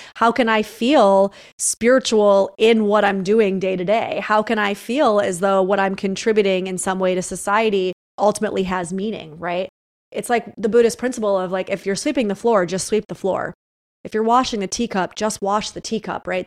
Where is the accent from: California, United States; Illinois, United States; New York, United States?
New York, United States; upstate; moved away as an adult; now in Los Angeles, United States; I knew I had to get out of my hometown, like, I'm from a smaller town upstate New York